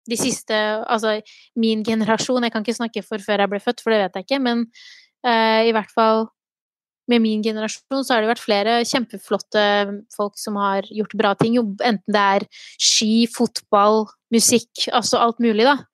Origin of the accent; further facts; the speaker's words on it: Gjøvik, Innlandet, Norway; vet at veldig {S0} mange tror at jeg er fra Oslo.